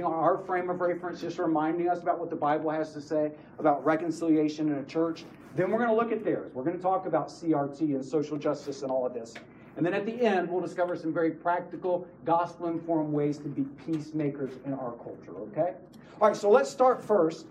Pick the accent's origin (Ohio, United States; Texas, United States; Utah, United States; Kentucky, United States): Texas, United States; West; now in Fort Worth, United States; I grew up in West Texas.